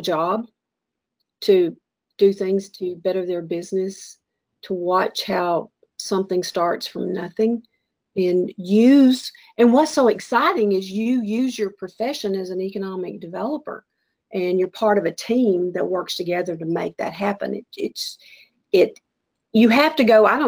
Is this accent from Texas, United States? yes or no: yes; Texas, United States; moved away as an adult; also born or lived in Atlanta; I'm a Texan